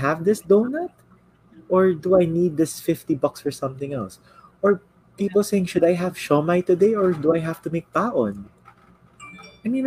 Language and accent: English; Philippines; I am Filipino